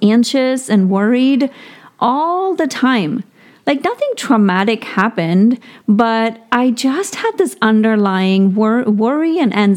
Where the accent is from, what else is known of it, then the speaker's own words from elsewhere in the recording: India; moved away; I grew up in India with not very much means